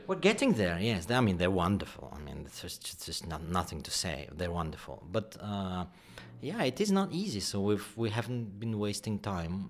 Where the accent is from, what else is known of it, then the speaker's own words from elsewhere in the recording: Kyiv, Ukraine; moved away; also born or lived in England; I was born in Kiev